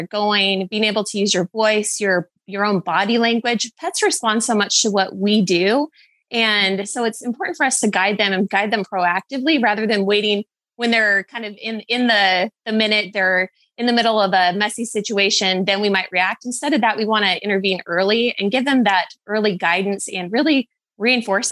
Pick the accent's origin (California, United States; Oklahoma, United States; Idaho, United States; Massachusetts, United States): Idaho, United States; I moved from Southern to North Idaho in about sixth grade.